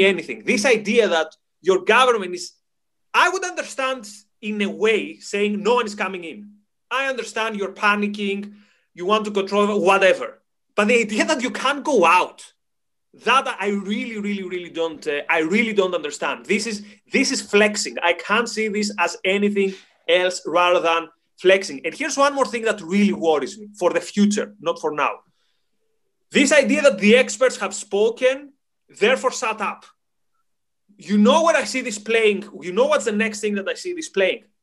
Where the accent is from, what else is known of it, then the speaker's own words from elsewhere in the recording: Greece; now in United Kingdom; I come from Greece